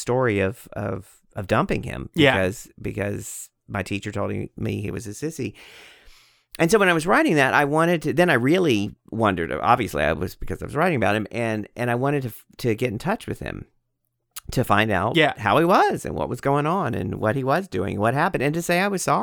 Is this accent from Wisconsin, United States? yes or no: no; Texas, United States; also born or lived in New York; And then I started writing a memoir about my alcoholism and about growing up in Texas. And you know, it's half of it's Texas and then half in New York.